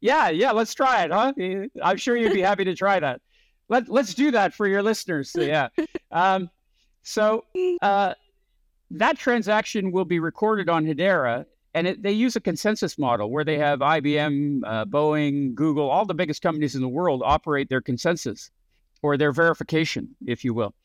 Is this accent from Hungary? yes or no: no; Canada; moved away as an adult; also born or lived in San Francisco; I grew up in Canada